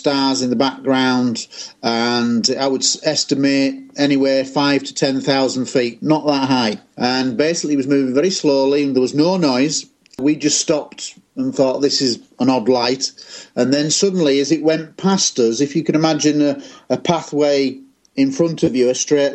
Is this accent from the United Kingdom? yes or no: yes; Scunthorpe, Yorkshire and the Humber, United Kingdom; I was aged 15 in my hometown of Scunthorpe in Lincolnshire in England